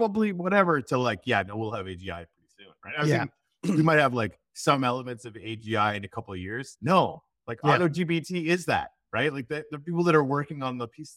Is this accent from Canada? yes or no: yes; Canadian Arctic, Canada; now in Florida, United States; I grew up in the Canadian Arctic, and now I live in Florida.